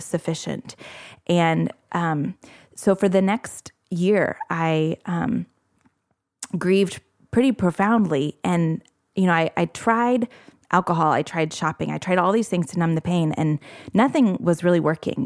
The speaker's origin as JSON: {"language": "English", "town": "Indianapolis", "region": "Indiana", "country": "United States", "tie": "born or raised there", "moved": "as an adult", "lives_now": "Morehead, Kentucky, United States", "said": "I grew up in the Indianapolis area"}